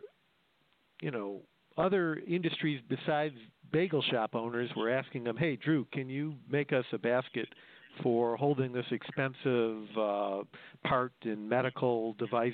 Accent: Detroit, Michigan, United States; where I'm from the Detroit area

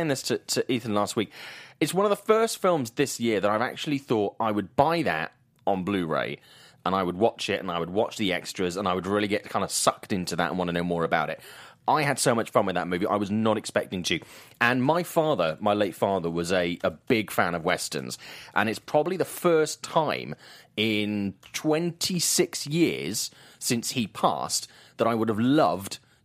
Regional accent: United Kingdom; I'm British

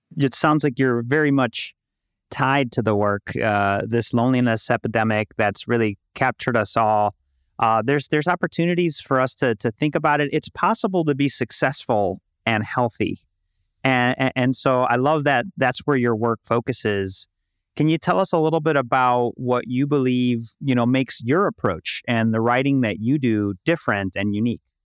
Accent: Chicago, Illinois, United States; now in Puerto Rico; I was born and raised in Chicago. In Puerto Rico now

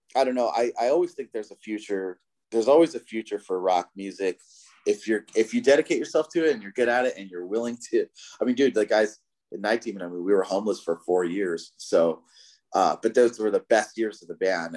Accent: Southern California, United States; I'm from Southern California

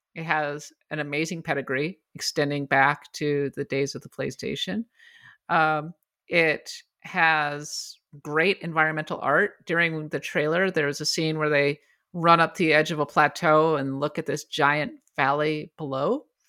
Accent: Bloomington, Minnesota, United States; my hometown, Bloomington, Minnesota

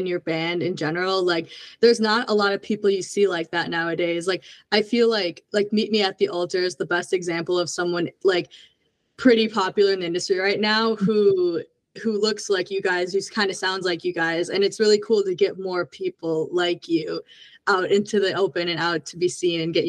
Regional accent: Minnesota, United States; I'm from Minnesota

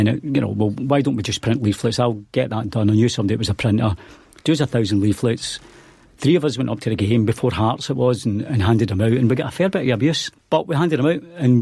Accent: Clydebank, Scotland, United Kingdom; We grew up in Clydebank

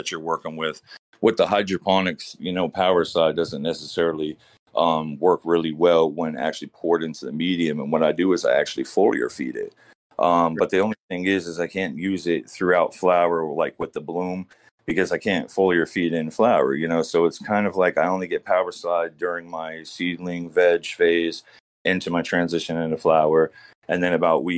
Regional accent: Florida, United States; also born or lived in California; now in Maine, United States; I'm from down south. I grew up in Florida.

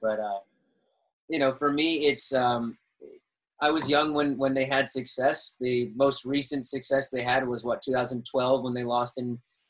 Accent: Cooper City, Florida, United States; also born or lived in Pembroke Pines, Florida; I grew up in Pembroke Pines until I was 6, and then I moved to Cooper City when I was 6.

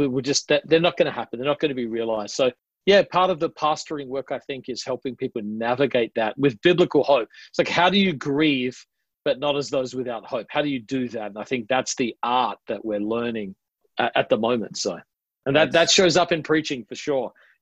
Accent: Adelaide, South Australia, Australia; accent: Australian; I'm from Adelaide, which is known as a little more, it's the only state that wasn't founded by convicts. So it's got a distinct accent that sounds slightly British.

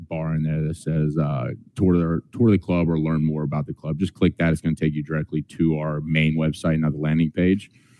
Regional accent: Pryor, Oklahoma, United States; I grew up in Pryor, Oklahoma, which is about 15 miles from Commerce, Oklahoma

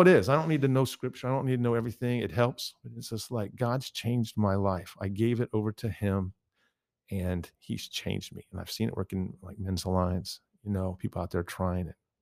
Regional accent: Midwest, United States; I grew up in the Midwest.

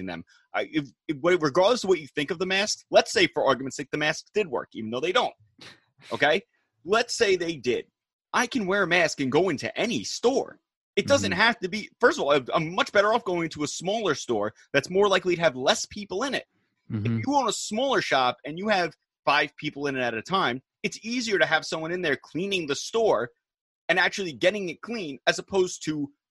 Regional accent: United States; as an American

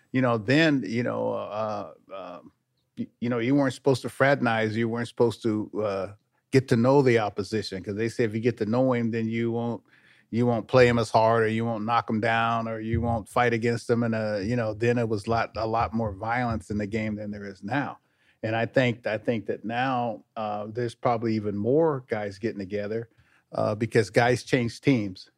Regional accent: Sacramento, California, United States; I grew up up here in Sacramento

